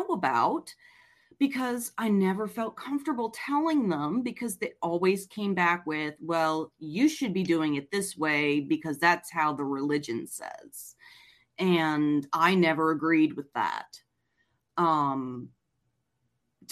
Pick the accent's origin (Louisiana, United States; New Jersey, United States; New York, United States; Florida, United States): Louisiana, United States; Abita Springs; I grew up in South Louisiana where there is a heavy Catholic